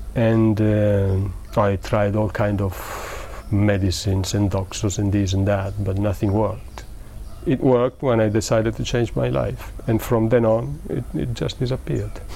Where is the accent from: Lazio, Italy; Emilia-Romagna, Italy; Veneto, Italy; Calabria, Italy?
Emilia-Romagna, Italy; Modena; English is a second language; moved away as an adult; also born or lived in England; I'm from well, we said I'm from Italy and uh, from a small town in the north of Italy, Modena